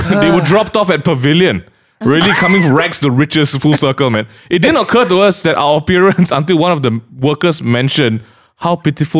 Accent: Johor, Malaysia; Since we are from Johor, then don't talk lah.

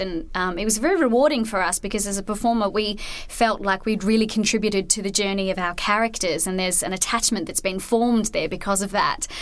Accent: Australia; I'm definitely an Australian

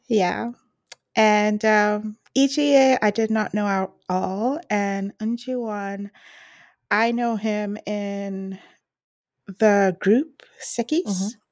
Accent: British Columbia, Canada; I'm from British Columbia.

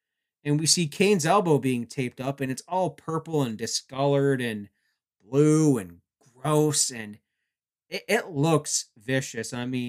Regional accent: Canada; being Canadian, I would cover for most of my fellow countrymen

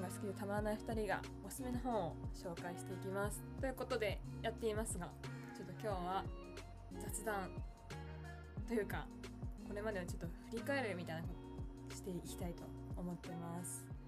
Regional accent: Tokyo, Japan; moved away as an adult; also born or lived in Tottori Prefecture; now in Tottori, Japan; 私は、あの、東京出身なんですけど、うん今仕事の関係で、あの、鳥取県に、あの、去年から住んでます

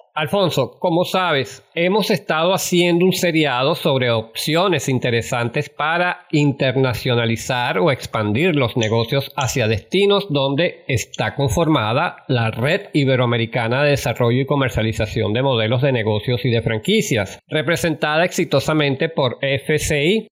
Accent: Venezuela; nuestro país

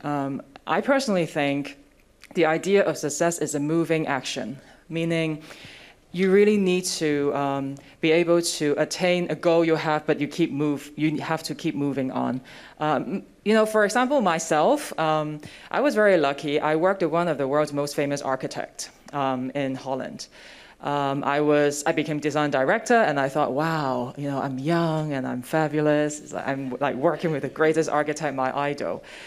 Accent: Hong Kong; I was also born and raised in Hong Kong

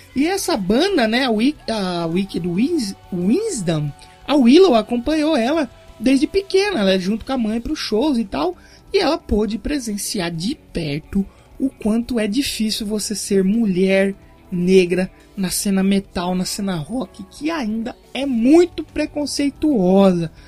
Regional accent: Brazil; eu sou brasileiro

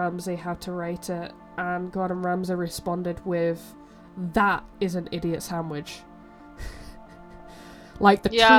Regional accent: United Kingdom; As British people, like, most of what we eat is potatoes.

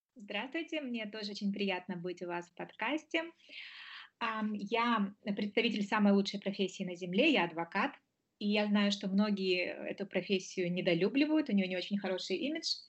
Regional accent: Moldova; moved away as an adult; now in Germany; Я до этого успела поучиться на родине. Я из Молдовы

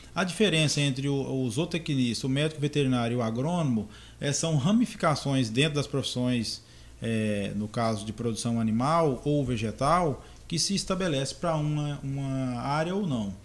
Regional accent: Goiás, Brazil; moved away as an adult; also born or lived in Doverlândia, Goiás; now in Confresa, Brazil; Eu nasci e me criei em algumas fazendas em Goiás

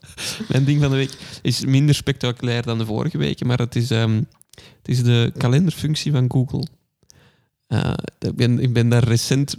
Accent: Kempen, Flanders, Belgium; onze Kempische kleinburgerlijkheid

